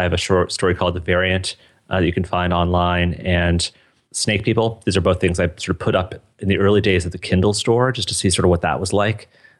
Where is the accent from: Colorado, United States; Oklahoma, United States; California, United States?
Colorado, United States; Boulder; So I grew up in Boulder, Colorado. I went to Fairview High School, just like you did.